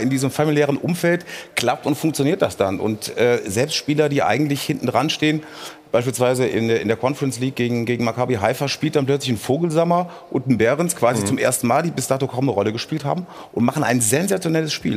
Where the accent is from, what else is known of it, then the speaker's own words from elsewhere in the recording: Sauerland, North Rhine-Westphalia, Germany; ich komme so auch aus der Ecke und im Sauerland ist ja eigentlich ähm, alles andere als cdu